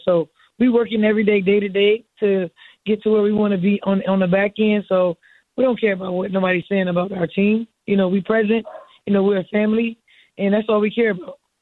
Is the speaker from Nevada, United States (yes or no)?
no; Miami, Florida, United States; I'm from Miami